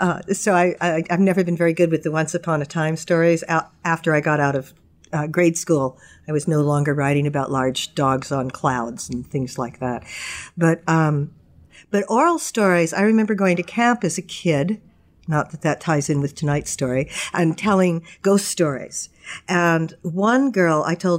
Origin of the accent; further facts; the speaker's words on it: Long Island, New York, United States; now in Kittery, United States; I grew up on Long Island in New York, climbing trees and racing bikes around